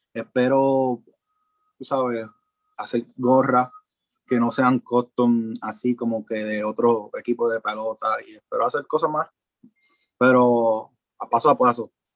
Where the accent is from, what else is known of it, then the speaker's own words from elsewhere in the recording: New York, United States; also born or lived in Puerto Rico; yo soy, yo nací en Puerto Rico y soy de Nueva York. Me mm. crié en Nueva York.